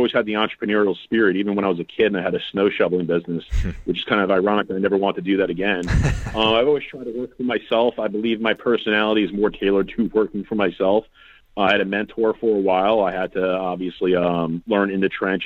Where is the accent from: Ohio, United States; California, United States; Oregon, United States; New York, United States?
New York, United States; New York City; moved away as an adult; now in Florida, United States; I'm from New York City. I came down to Florida at the age of 18